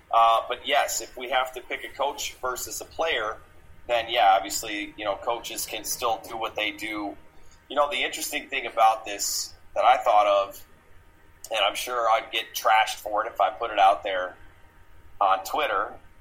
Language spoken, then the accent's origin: English; Midwest, United States; now in Arizona, United States; I'm from the Midwest originally, but I've lived in Arizona longer than anywhere else.